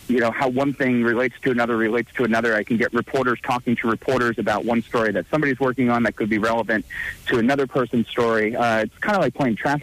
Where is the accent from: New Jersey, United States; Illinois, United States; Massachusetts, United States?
New Jersey, United States; born and raised in Jersey